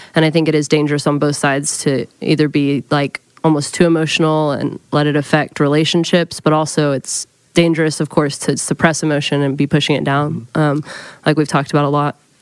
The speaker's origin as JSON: {"language": "English", "town": "Oklahoma City", "region": "Oklahoma", "country": "United States", "said": "I'm from Oklahoma City"}